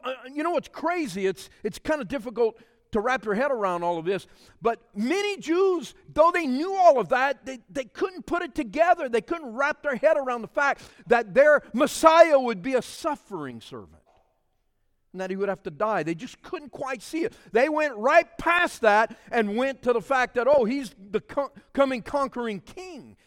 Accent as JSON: {"language": "English", "region": "South Louisiana", "country": "United States", "said": "I'm from a Cajun culture. We speak French down there and in South Louisiana."}